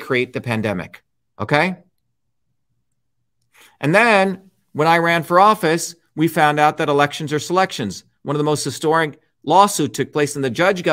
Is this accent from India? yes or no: yes; India; moved away; I grew up in India